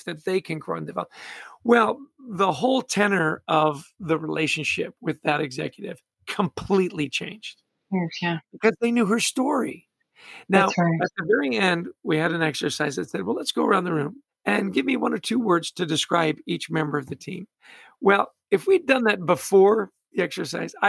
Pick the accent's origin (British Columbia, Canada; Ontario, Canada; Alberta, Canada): British Columbia, Canada; Vancouver; I was born in Canada, grew up in Vancouver.